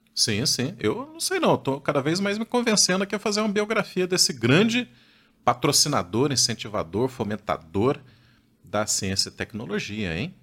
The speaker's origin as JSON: {"language": "Portuguese", "region": "Minas Gerais", "country": "Brazil", "said": "eu sou das Minas Gerais"}